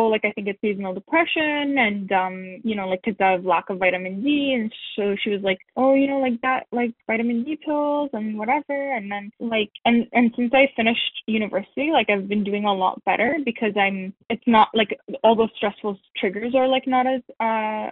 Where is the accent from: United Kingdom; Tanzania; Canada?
Canada; also born or lived in Syria / United States; my family came as refugees to Canada when I was 8